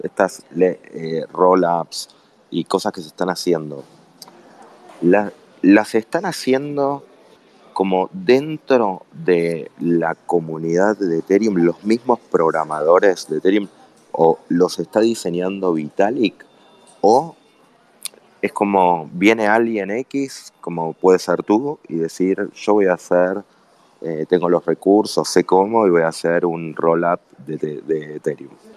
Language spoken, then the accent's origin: Spanish; Argentina